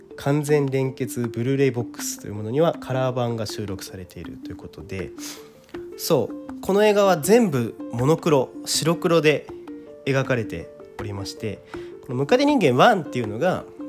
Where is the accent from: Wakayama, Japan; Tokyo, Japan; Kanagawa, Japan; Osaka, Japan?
Kanagawa, Japan; Kawasaki; 僕はですね、地元が川崎でし、 地方ではないので、そして今も川崎に住んでいるので